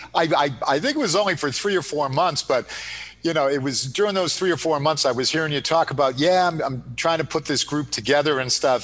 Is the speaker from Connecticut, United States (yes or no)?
yes; Connecticut, United States; moved away as an adult; I was a Connecticut guy that came up to go to Merrimack